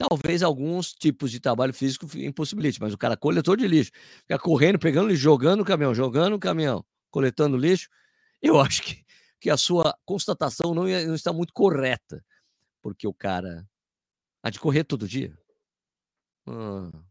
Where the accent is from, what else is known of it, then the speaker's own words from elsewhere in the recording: Jacobina, Bahia, Brazil; na minha cidade natal, Jacobina, Bahia.